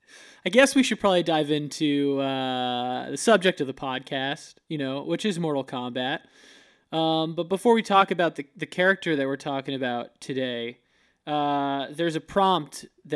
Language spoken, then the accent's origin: English; Florida, United States; moved away; We're both from Florida